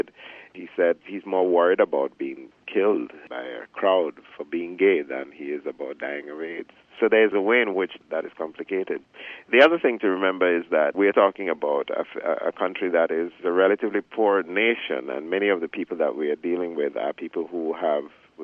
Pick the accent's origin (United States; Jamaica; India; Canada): Jamaica; moved away as an adult; I grew up in Jamaica. Most of my young adult life was spent in Jamaica